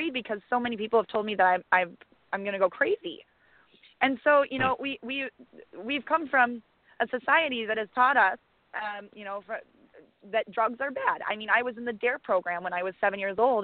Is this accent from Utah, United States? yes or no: no; Janesville, Wisconsin, United States; here in my hometown, Janesville, Wisconsin